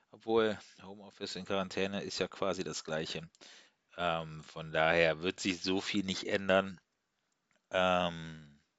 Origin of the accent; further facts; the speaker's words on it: Zug, Switzerland; Habe ich gesagt, ja, ich komme aus der Schweiz, aus Zug.